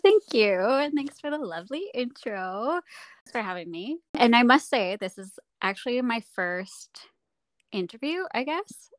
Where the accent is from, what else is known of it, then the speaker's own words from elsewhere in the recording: Saskatchewan, Canada; moved away; also born or lived in Whistler; I grew up snowboarding in Saskatchewan